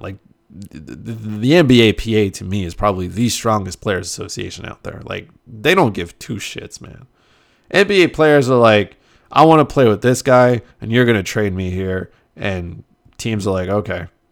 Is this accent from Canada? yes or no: yes; Canada; I'm Canadian